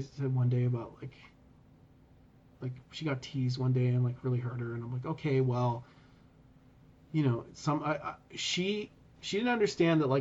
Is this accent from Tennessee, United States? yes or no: no; Sacramento, California, United States; moved away as an adult; also born or lived in Los Angeles, California; now in Canada; I grew up in California. Like, I grew up in Sacramento.